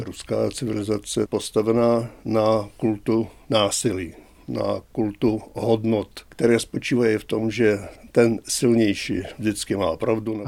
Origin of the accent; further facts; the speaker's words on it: Czechia; also born or lived in Modřany, Prague; my jako Češi